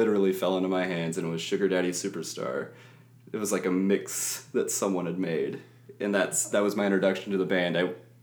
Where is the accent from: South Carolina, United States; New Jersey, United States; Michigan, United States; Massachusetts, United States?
South Carolina, United States; Columbia; moved away; also born or lived in Minnesota; I'm from Columbia, South Carolina